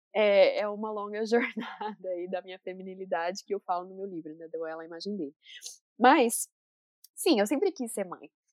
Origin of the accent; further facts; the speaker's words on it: Brazil; moved away as an adult; now in United States; eu sou brasileira.